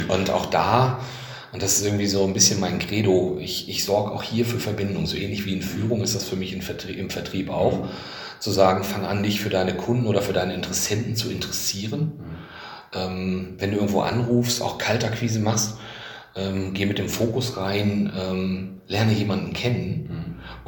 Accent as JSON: {"language": "German", "town": "Bielefeld", "region": "North Rhine-Westphalia", "country": "Germany", "said": "als Bielefelder"}